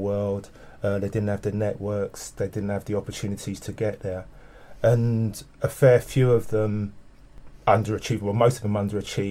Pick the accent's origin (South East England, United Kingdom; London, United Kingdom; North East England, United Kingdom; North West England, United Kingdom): London, United Kingdom; I'm a Londoner born and bred, West London specifically.